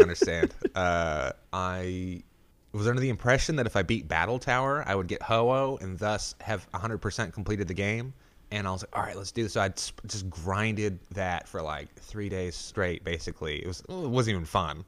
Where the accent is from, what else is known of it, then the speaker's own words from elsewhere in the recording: Arkansas, United States; moved away; I'm from Arkansas originally